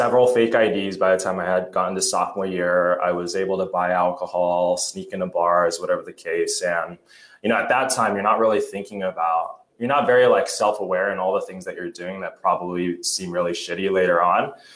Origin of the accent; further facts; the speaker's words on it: Laguna Beach, California, United States; Orange County, Laguna Beach area